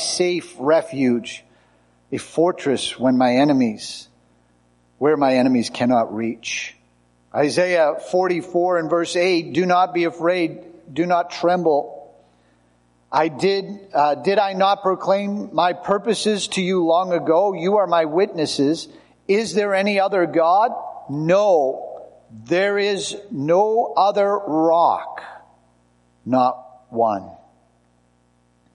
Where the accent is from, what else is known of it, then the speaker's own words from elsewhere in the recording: United States; as American tourists